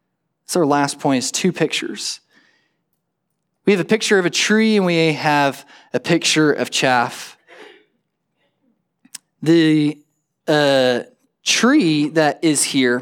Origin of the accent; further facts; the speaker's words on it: Perryton, Texas, United States; From Perryton, the town that I grew up in the Panhandle, there's two roads in, there's two roads out.